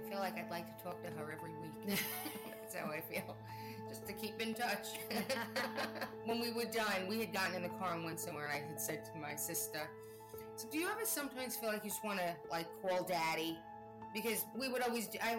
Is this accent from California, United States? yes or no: no; Selden, New York, United States; now in Raleigh, United States; I'm originally from Selden, New York, and I am currently in Raleigh, North Carolina.